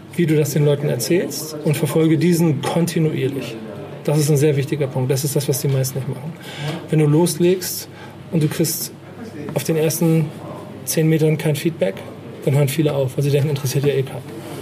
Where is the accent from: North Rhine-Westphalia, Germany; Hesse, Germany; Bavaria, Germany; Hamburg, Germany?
Hamburg, Germany; ich bin Hamburger